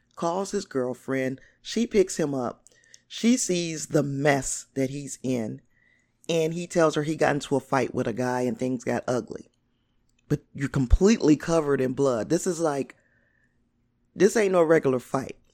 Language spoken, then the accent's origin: English; Gary, Indiana, United States; I grew up in the Glen Park area.